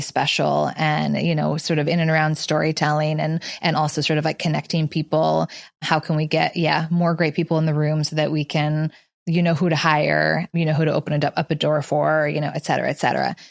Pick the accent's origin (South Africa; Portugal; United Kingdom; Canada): Canada; moved away as an adult; also born or lived in Los Angeles, United States; now in New York, United States; So I grew up in Canada, went to school in Los Angeles, and I moved to New York.